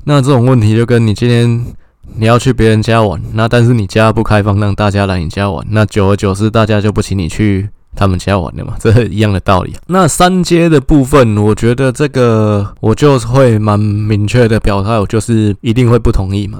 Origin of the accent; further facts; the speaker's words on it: Taiwan; 我们台湾人